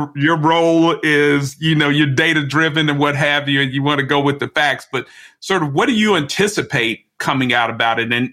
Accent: Chicago, Illinois, United States; moved away; also born or lived in Mississippi; I'm originally from Chicago, which is a heavily segregated city.

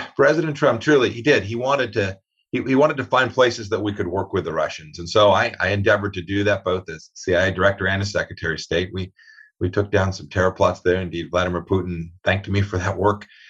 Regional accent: Kansas, United States; I'm from Kansas, a farm state.

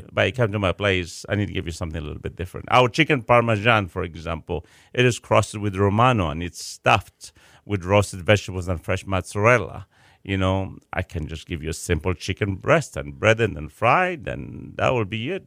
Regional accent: Chicago, Illinois, United States; now in Houston, United States; I'm from Chicago.

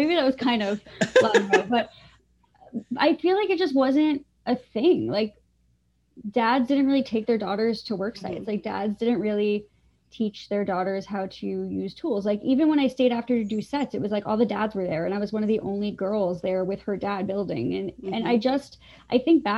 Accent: Long Island, New York, United States; I grew up on Long Island

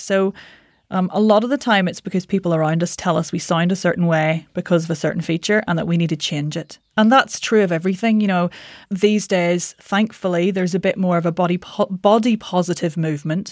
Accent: Northern Ireland, United Kingdom; moved away as an adult; also born or lived in London; I'm Northern Irish

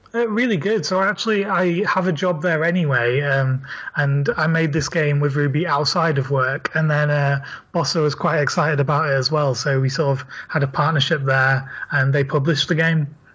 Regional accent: Leeds, Yorkshire and the Humber, United Kingdom; now in London, United Kingdom; I'm from Leeds and I live in London

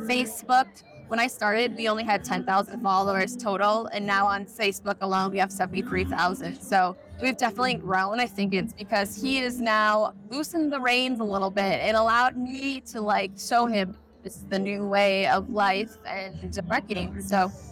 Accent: Ettrick, Wisconsin, United States; I'm from Ettrick, Wisconsin, which is a very small town.

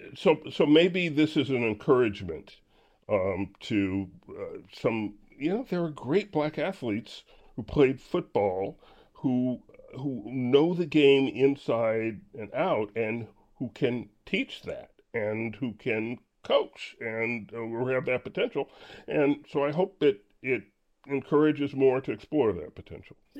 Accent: Orangeburg, South Carolina, United States; I grew up in Orangeburg, South Carolina, was home to two HBCUs

